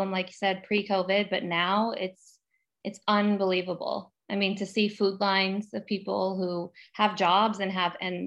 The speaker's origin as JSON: {"language": "English", "area": "outside of Oakland", "region": "California", "country": "United States", "tie": "born or raised there", "said": "I grew up right outside of Oakland. So Newark, Fremont, Oakland, that area"}